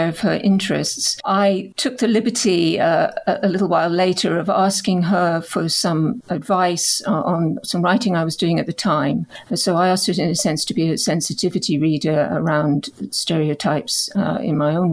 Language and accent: English; Canada; now in United Kingdom; my own identity as a Canadian, as a British Canadian, growing up as a settler colonial